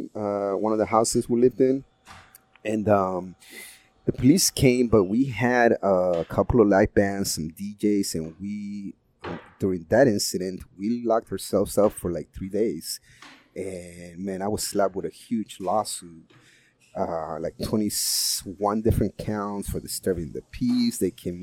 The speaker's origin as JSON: {"language": "English", "country": "Peru", "tie": "born or raised there", "moved": "yes", "lives_now": "San Francisco, United States", "said": "I'm originally from South America, Peru"}